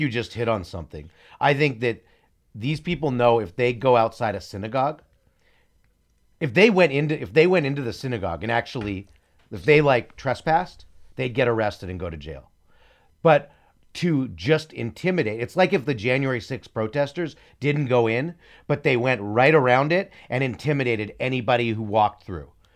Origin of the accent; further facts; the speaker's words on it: United States; I'm American first. I'm not Israeli first.